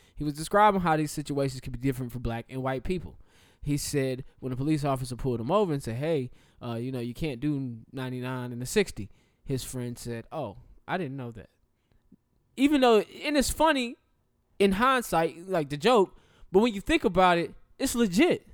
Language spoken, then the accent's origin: English; the South, United States; I am from the South